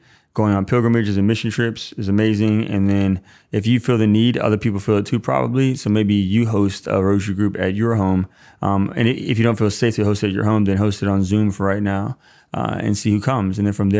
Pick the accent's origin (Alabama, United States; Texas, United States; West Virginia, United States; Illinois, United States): Alabama, United States; Irondale; I grew up in Irondale, Alabama, stone's throw away from EWTN, where Mother Angelica started it all.